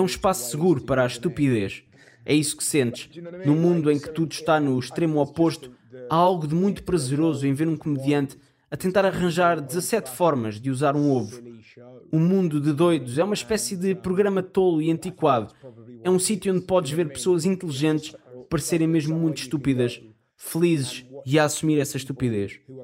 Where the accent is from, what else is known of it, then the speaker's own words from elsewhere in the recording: Bristol, South West England, United Kingdom; Portuguese is a second language; Bristol, cidade de onde eu sou